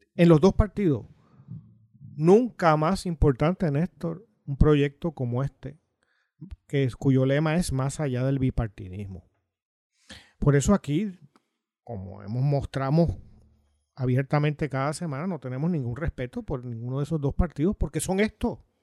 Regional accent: Puerto Rico; El resto de los puertorriqueños no existimos

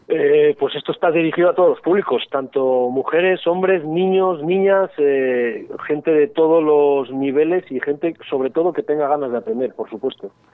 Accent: Spain; somos españoles

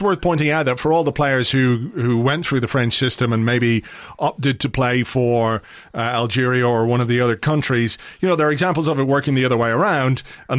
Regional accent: England, United Kingdom; also born or lived in Ireland; now in Dublin, Ireland; I know, like, as an Irishman, but I was born in England.

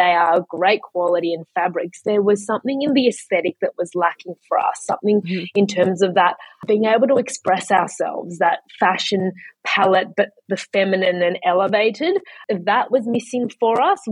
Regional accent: Melbourne, Victoria, Australia; moved away as an adult; also born or lived in China; now in Sydney, Australia; I grew up in Kew.

